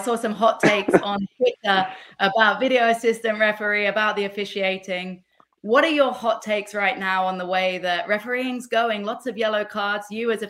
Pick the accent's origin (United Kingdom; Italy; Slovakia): United Kingdom; England; now in United States; you and I as English people living in America.